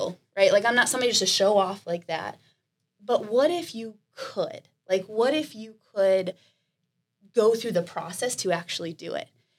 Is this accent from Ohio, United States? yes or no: yes; Canton, Ohio, United States; moved away as an adult; also born or lived in Columbus, Ohio; I'm from Canton, Ohio, about 2 hours north